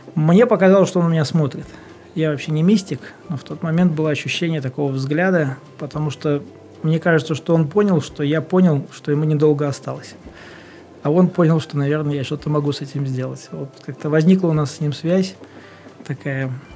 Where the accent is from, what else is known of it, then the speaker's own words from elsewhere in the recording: Vyborg, Leningrad Oblast, Russia; now in Saint Petersburg, Russia; я вырос в Выборге, все наше детство у нас был дом э, в Высоцке